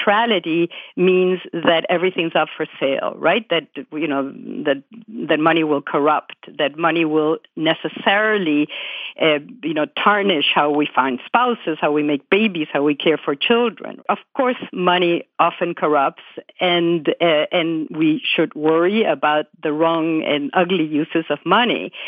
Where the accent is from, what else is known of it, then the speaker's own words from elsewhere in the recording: Buenos Aires, Argentina; moved away as an adult; now in United States; I grew up in Buenos Aires in Argentina, and my mother was French born, and then I came here when I was 21.